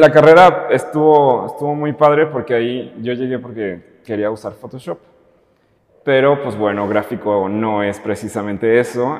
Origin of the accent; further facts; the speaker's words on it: Totatiche, Jalisco, Mexico; moved away as an adult; now in Guadalajara, Mexico; yo soy de un pueblito y en particular de un rancho. Se llama Totatiche y es al norte de Jalisco